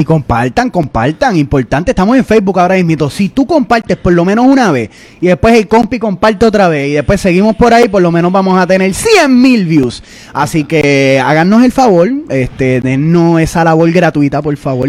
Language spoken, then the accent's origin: Spanish; Puerto Rico; now in New York, United States; nosotros somos un podcast en la diáspora. Somos puertorriqueños, somos boricuas, somos orgullosamente boricuas